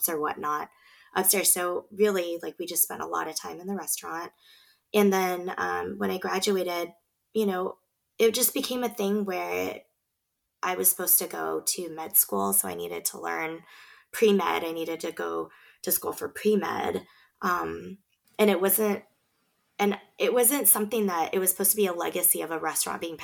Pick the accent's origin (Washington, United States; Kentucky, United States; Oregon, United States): Oregon, United States; Beaverton; also born or lived in Galang refugee camp, Indonesia; We grew up in Beaverton. It happens to be the most diverse city in the whole state of Oregon